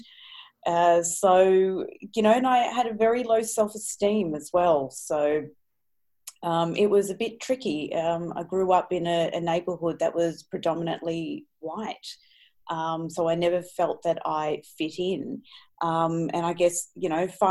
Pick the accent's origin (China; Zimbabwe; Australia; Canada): Australia; Sydney, New South Wales; I'm from Sydney, Australia. And I grew up in a very different household